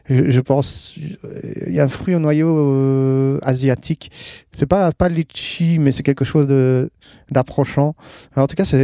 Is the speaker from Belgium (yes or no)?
yes; Wallonia, Belgium; je viens de Belgique, euh, province de Liège. J'habite près de Spa